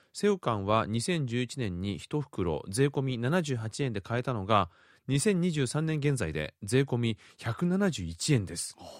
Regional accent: Japan; now in South Korea; 幼少期こう日本にいて

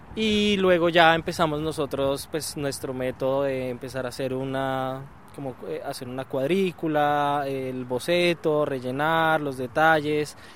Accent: Colombia; somos tres colombianos

